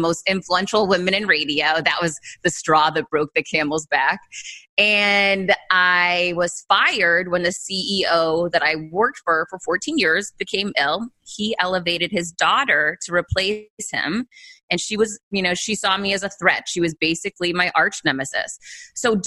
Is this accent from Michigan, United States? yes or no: no; Worcester, Massachusetts, United States; I grew up poor in Worcester, Massachusetts, one of four kids